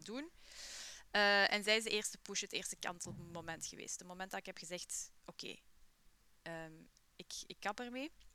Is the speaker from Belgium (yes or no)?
yes; Buken, Flanders, Belgium; opgegroeid in Buke City